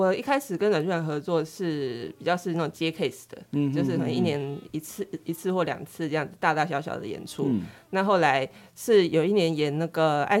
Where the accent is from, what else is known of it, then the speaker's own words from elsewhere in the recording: Chiayi, Chiayi City, Taiwan; 是我几乎、嗯、我离开嘉义的时间应该没有超过十年。